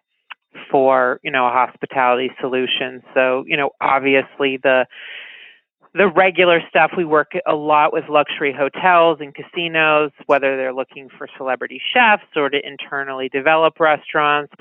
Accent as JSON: {"language": "English", "town": "West Hartford", "region": "Connecticut", "country": "United States", "tie": "born or raised there", "moved": "yes", "said": "I'm talking to you from my childhood home in Connecticut"}